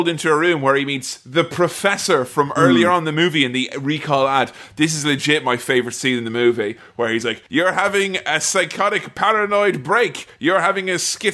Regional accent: Ireland; I'm from Ireland

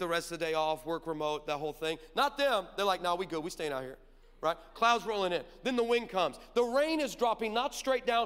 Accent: Orange County, California, United States; I'm from Orange County

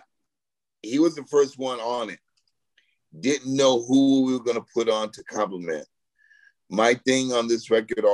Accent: Los Angeles, California, United States; also born or lived in Queens, New York; I grew up in like the Highland Park, Mount Washington area. I was born in New York

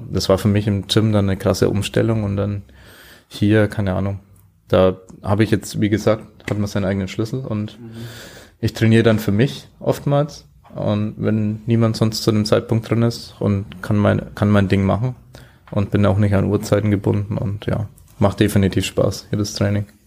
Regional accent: Germany; now in Vienna, Austria; Vor allem für mich dann Draufsicht als Deutscher. Ja, finde es hier ziemlich cool in Wien, was da dann geht.

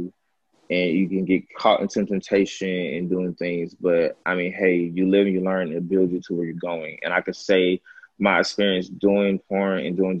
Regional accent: Atlanta, Georgia, United States; I'm from Atlanta, Georgia.

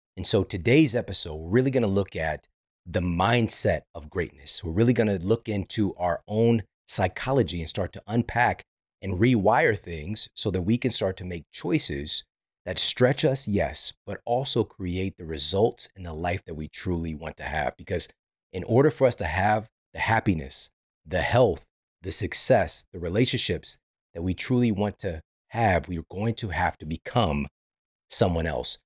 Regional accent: Midwest, United States; I'm from the Midwest.

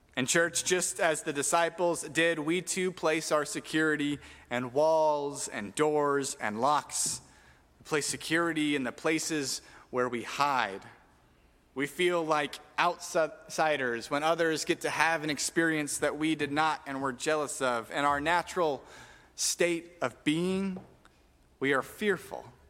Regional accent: Tucson, Arizona, United States; we grew up in Tucson where it is hot

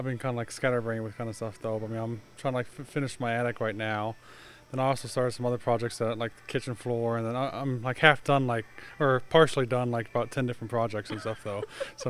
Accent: Crofton, Maryland, United States; I'm from Crofton.

